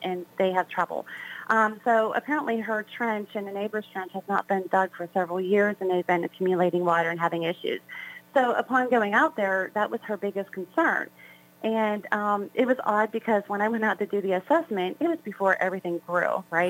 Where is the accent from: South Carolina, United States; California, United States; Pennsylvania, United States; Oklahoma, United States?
Pennsylvania, United States; South Hills; I basically grew up within the South Hills area, um, so this is like my home, you know, for very long